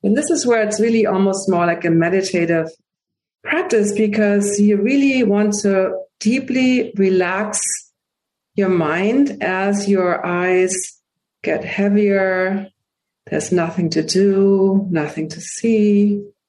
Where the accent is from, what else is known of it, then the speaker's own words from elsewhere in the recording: Hamburg, Germany; English is a second language; now in United States; I am from Hamburg, Germany, and I got my first pair of glasses at age three.